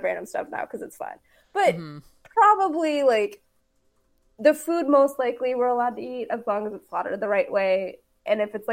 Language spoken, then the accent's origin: English; Texas, United States; I'm originally from Texas